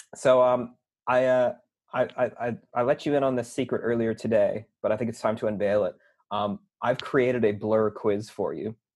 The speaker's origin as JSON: {"language": "English", "country": "Canada", "tie": "born or raised there", "moved": "yes", "said": "growing up in Canada, about the same times I was going to the uni"}